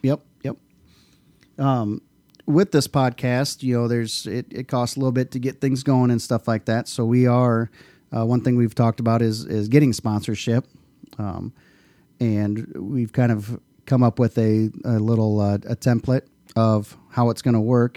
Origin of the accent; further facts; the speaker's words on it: Dike, Iowa, United States; also born or lived in New Hartford, Iowa; I grew up right out here in Dyke, New Hartford.